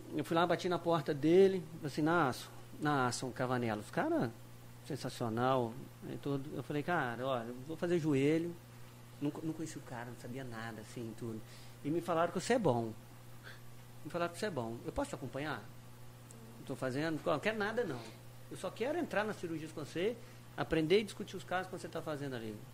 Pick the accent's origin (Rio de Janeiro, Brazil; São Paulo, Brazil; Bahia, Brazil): Rio de Janeiro, Brazil; moved away as an adult; now in Tocantins, Brazil; eu sou natural do Rio de Janeiro, né? Fiz toda a minha formação no Rio, né? E e desde muito moleque e tal, lá no Rio.